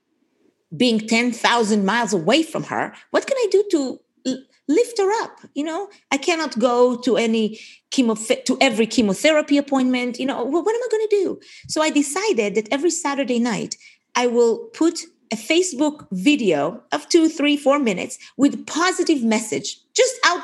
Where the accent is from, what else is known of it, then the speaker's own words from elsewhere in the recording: Israel; moved away as an adult; now in Portland, United States; I grew up in Israel, served in the Israeli military, was an officer in the Israeli army, came here to America in December of 1986